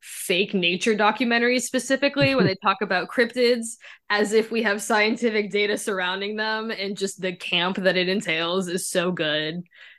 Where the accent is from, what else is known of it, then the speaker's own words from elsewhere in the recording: Memphis, Tennessee, United States; moved away; I grew up in Memphis. There's nothing scary there but cops.